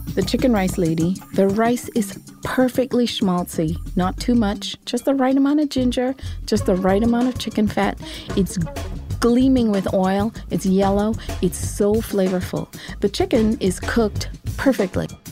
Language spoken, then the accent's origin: English; Seremban, Negeri Sembilan, Malaysia; now in Brooklyn, United States; Saramba, my, my hometown, is this small, sleepy town, and yet it's so vibrant with food culture. I just, I grew up there.